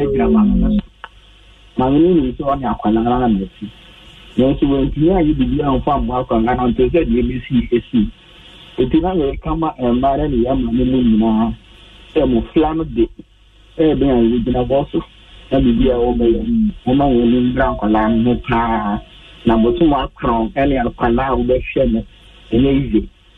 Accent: Dodowa, Greater Accra, Ghana; I'm from Dodoa.

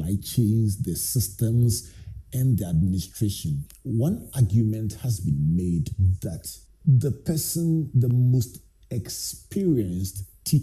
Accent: Takoradi, Western Region, Ghana; when I was growing up in Takoradi with my favorite family doctor, Dr. Deka

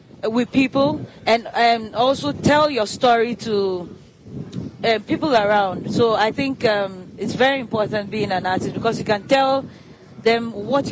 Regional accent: Accra, Greater Accra, Ghana; Osu happens to be my hometown

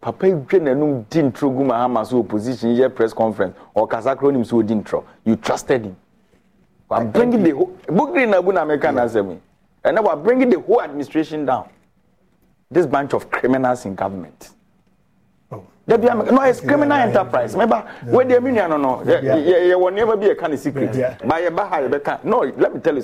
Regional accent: Ghana; I am a Ghanaian

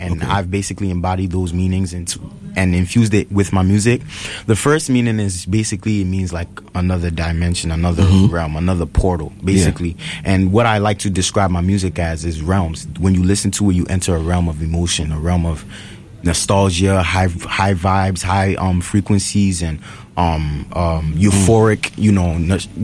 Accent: New York City, New York, United States; also born or lived in Mott Haven, Bronx; Bronx, Soundview. I'm from Soundview, but I currently reside in Mount Haven right now

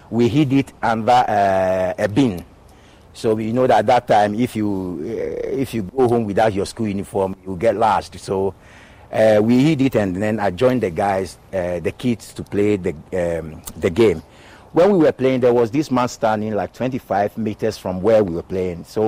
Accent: Accra, Greater Accra, Ghana; moved away as an adult; I was born in Choco, grew up in Choco

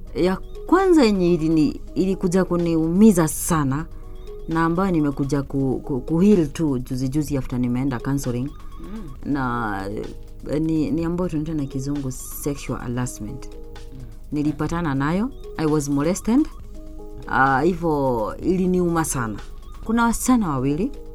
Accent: Chuka, Tharaka-Nithi County, Kenya; nimelelewa pale Chuka

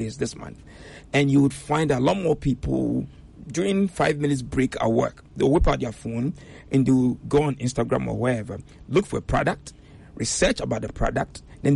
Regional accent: Ghana; moved away; I'm a Ghanaian, but when I used to visit before I resettled

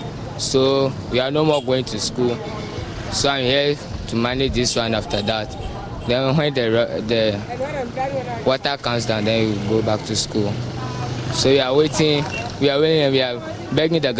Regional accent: Sogakope, Volta, Ghana; I'm from Sogakope

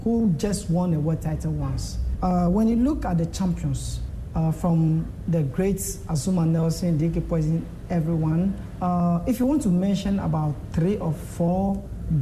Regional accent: Volta, Ghana; I'm from the Volta region

